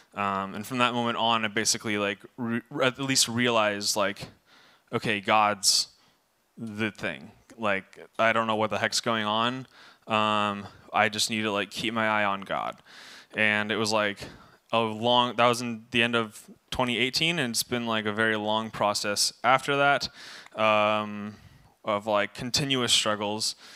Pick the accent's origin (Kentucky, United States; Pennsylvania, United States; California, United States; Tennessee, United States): California, United States; Camarillo; I was born in Camarillo, July